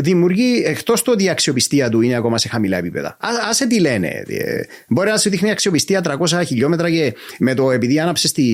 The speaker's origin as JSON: {"language": "Greek", "country": "Cyprus", "said": "είμαι από την Κύπρο"}